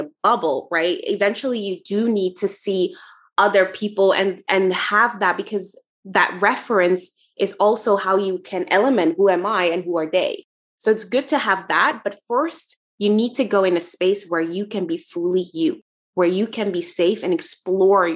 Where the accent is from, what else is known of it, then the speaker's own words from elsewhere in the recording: Netherlands; where I'm from the Netherlands